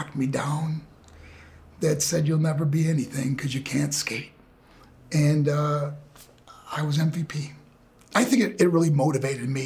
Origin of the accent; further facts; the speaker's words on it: Buffalo, New York, United States; I was born in Buffalo, New York